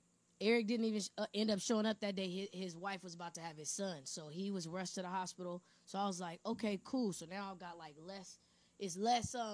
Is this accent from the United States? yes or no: yes; San Bernardino, California, United States; also born or lived in Indio, California; my hometown